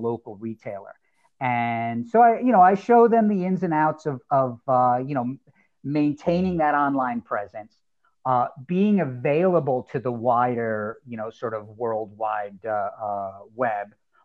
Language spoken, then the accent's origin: English; New Jersey, United States; also born or lived in Southern California; I was in Southern California, formative years here in New Jersey, which I know we got a little simpatico going there, both being from Jersey